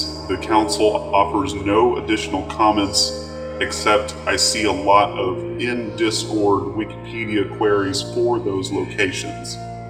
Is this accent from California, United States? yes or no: no; Texas, United States; Well, as you know, I am Texan, and so I am packing that heat.